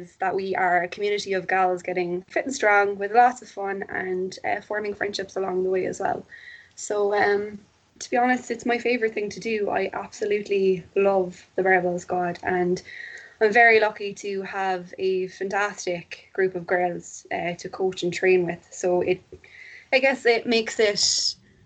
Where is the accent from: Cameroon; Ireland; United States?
Ireland; Cork, Munster; I'm from Cork. I live in Cork. I've always lived in Cork.